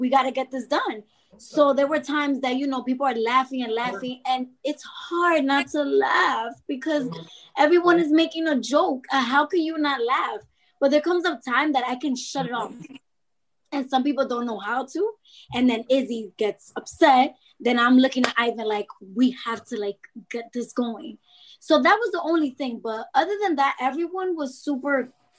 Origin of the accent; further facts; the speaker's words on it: New York City, New York, United States; I'm from Dykeman